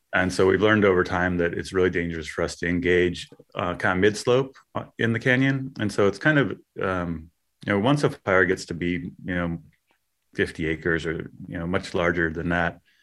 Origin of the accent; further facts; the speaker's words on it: Westwood, California, United States; I grew up in Westwood